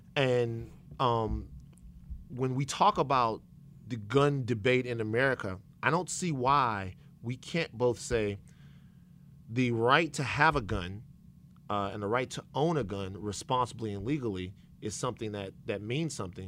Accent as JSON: {"language": "English", "town": "Baton Rouge", "region": "Louisiana", "country": "United States", "said": "I'm from Baton Rouge, Louisiana."}